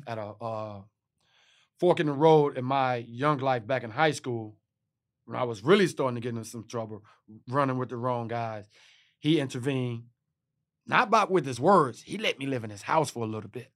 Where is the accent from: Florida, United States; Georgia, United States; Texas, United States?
Texas, United States; I'm from Texas